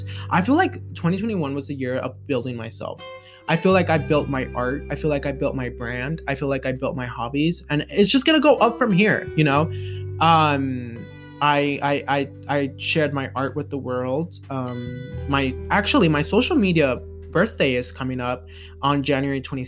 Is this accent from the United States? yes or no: yes; Colorado, United States; I don't need to leave Colorado, my hometown